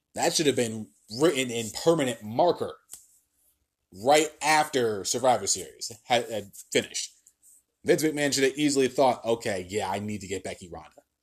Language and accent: English; New Jersey, United States; in New Jersey, in my home state, in my home state personally